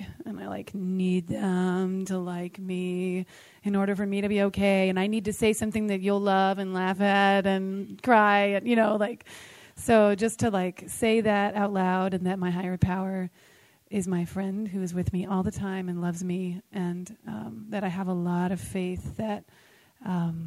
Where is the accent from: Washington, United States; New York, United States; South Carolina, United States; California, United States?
California, United States; San Francisco; I'm from San Francisco